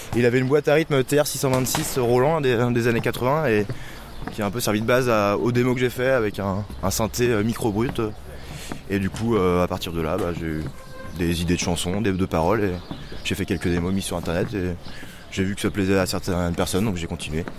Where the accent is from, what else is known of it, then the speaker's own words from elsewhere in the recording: France; on est français, donc on chante en français.